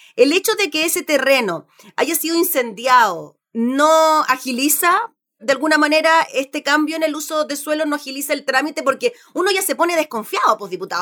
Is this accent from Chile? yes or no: yes; Chile; como chilenos